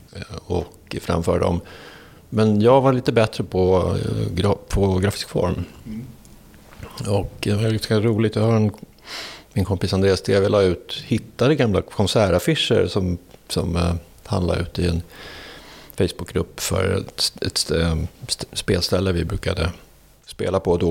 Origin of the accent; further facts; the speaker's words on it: Danderyd, Stockholm County, Sweden; Jag är född eh, på Danderyds sjukhus här norr om, norr om stan. och uppväxt upp i en förort till Stockholm som heter Danderyd